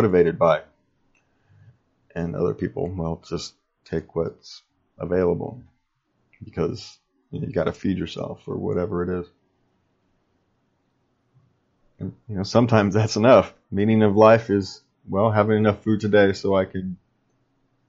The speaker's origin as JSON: {"language": "English", "town": "Sacramento", "region": "California", "country": "United States", "tie": "born or raised there", "said": "I grew up in Sacramento, California"}